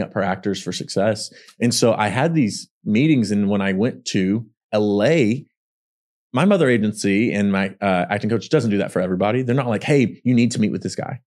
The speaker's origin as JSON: {"language": "English", "town": "Pollok", "region": "Texas", "country": "United States", "tie": "born or raised there", "accent": "country", "moved": "yes", "said": "three thousand plus people in my hometown, Pollock, Texas"}